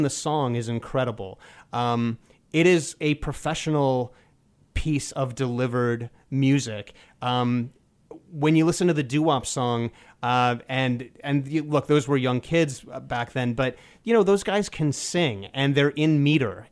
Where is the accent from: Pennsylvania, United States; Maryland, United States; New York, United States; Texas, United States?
New York, United States; New York City; I grew up in New York City